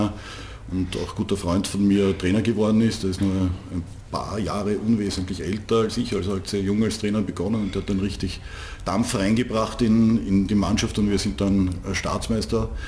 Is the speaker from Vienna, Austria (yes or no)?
yes; Vienna, Austria; als Wiener hat man es in Niederösterreich auch nicht besonders leicht gehabt